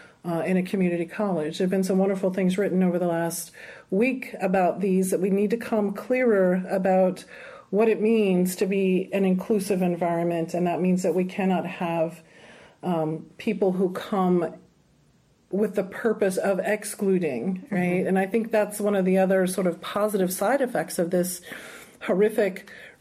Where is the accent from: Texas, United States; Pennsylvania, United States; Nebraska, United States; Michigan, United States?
Texas, United States; South; I'm Latina, and I come from South Texas, a small town where the vast majority of us were Chicana